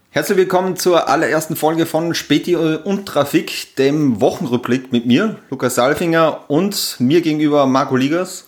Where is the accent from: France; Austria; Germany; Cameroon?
Austria; Upper Austria; now in Vienna, Austria; ich komme original aus Österreich, eigentlich aus Oberösterreich